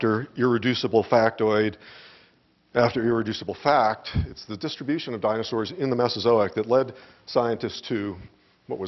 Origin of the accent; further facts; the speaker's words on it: Phoenix, Arizona, United States; moved away; I grew up in Phoenix and spent much of my youth learning how to drive and tool around the deserts around here